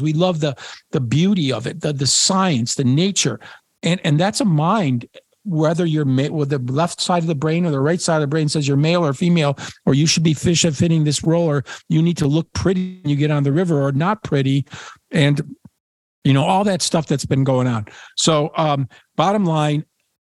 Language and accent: English; Niagara Frontier, New York, United States; moved away; also born or lived in Poland / Washington, D.C.; since I was a little boy growing up in the Niagara Frontier.